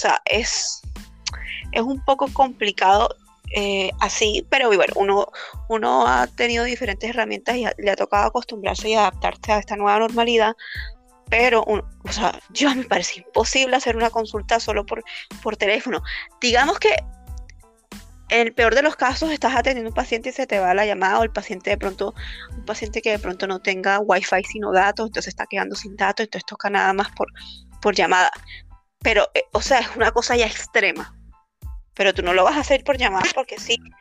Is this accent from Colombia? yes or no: yes; Colombia; now in Peru; nosotros somos colombianas